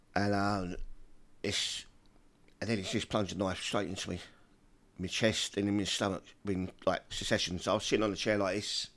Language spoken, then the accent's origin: English; London, United Kingdom; I come from Peckham